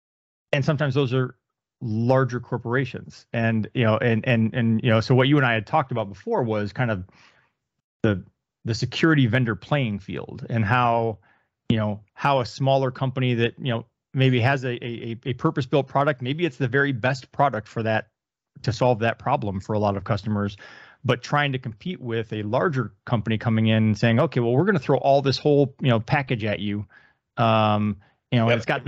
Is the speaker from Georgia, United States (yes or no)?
no; Texas, United States; me not wanting to be identified as Texan